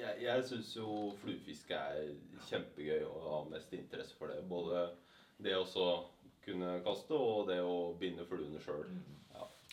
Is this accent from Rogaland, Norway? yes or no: no; Mysen, Østfold, Norway; Jeg kom fra Mysen, som ligger i Østfold